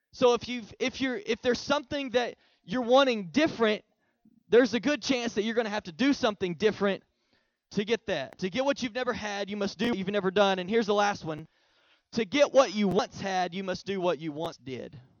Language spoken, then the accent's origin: English; Oklahoma, United States; now in Texas, United States; I'm originally from Oklahoma, so I'm an OU fan.